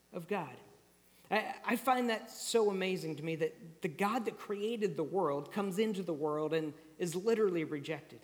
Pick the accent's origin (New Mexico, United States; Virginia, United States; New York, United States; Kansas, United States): Kansas, United States; moved away; I grew up in Kansas, already mentioned that, and so when I grew up, we experienced tornadoes a lot.